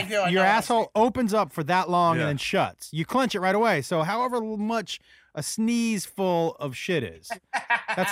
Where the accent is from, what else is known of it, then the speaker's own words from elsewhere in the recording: Northeast, United States; now in Los Angeles, United States; I'm from the Northeast too